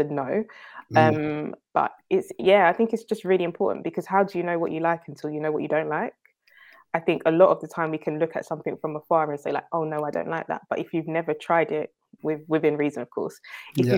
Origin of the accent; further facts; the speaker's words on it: London, United Kingdom; also born or lived in Enfield / New York; I grew up in North London, was born and raised in Edmonton, then moved to Enfield a bit later